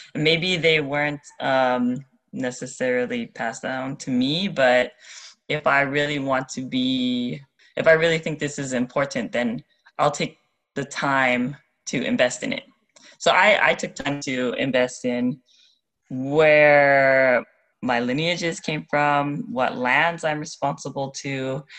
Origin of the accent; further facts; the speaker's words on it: Pearl City, Hawaii, United States; moved away as an adult; now in Moorea, French Polynesia; I'm born and raised in on the island of Oahu, in Pearl City, spent my whole life there until university, no, even after university